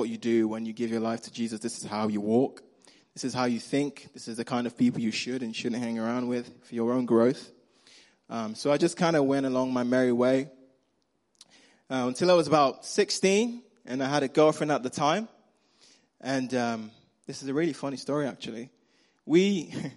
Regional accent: Nigeria; accent: Nigerian; moved away; I grew up in Nigeria

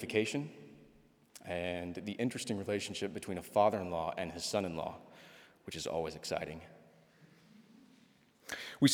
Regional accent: Texas, United States; I'm from Texas

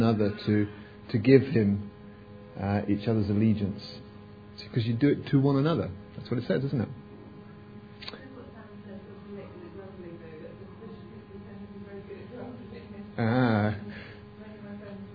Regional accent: England, United Kingdom; we're English

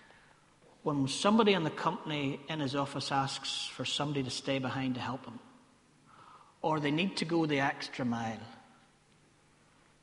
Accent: Ballymena, Northern Ireland, United Kingdom; accent: Ballymena; one of my favourite Ballymena accent words that I have

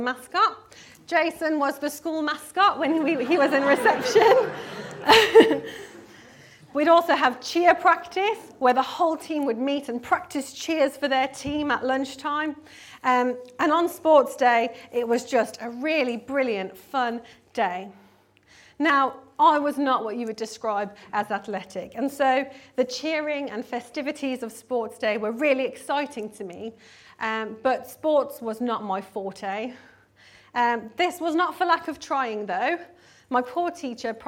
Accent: South Africa; I grew up in South Africa, and my primary school years were spent at Izotcha Primary School

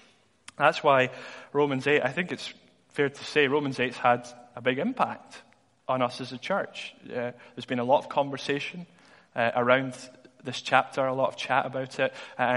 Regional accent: Dundee, Scotland, United Kingdom; But I was in school in Dundee. I'm from Dundee originally.

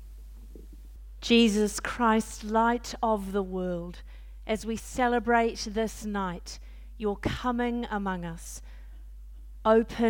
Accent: New Zealand; moved away as an adult; also born or lived in Auckland, New Zealand; now in Kent, United Kingdom; I was Dean of the Cathedral in Auckland this time last year, that will help you know we're from Aotearoa, New Zealand

